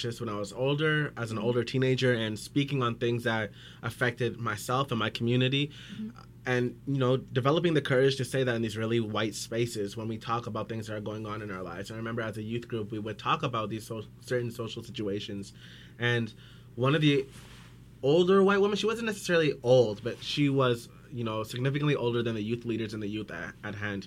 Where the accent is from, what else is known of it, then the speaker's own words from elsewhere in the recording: Surrey, British Columbia, Canada; I was born and raised in Surrey, born at Surrey Memorial Hospital, grew up in Surrey Central.